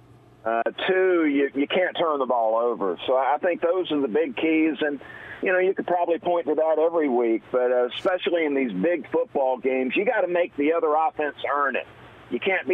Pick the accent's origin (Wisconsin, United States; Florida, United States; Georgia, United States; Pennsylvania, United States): Georgia, United States; Valdosta; I grew up in Valdosta, Georgia